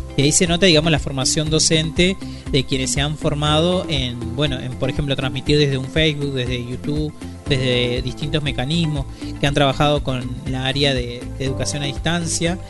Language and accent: Spanish; Argentina; nos lleva también como argentinas y como argentinos